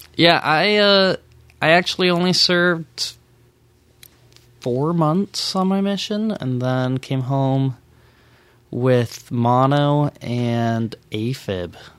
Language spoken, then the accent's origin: English; a suburb of Dallas, Texas, United States; moved away as an adult; also born or lived in Kennewick, Washington / Provo, Utah; now in Las Vegas, United States; I grew up in a suburb of, of Dallas, Texas